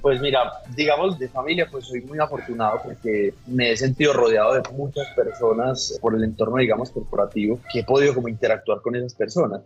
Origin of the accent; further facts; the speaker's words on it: Colombia; como colombianos creo que ha sido el reto más grande que hemos tenido